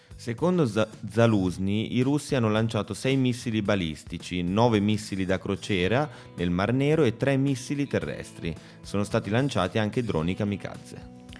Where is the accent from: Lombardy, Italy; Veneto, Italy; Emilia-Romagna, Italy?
Emilia-Romagna, Italy; Bologna; moved away; Essendo, essendo proprio bolognese